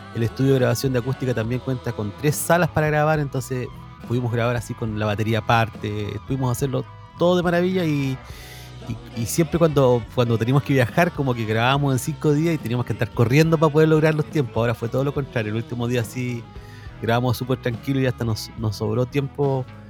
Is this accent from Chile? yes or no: yes; southern Chile, Chile; porque somos sudamericanos, porque somos chilenos además, y porque somos sureños también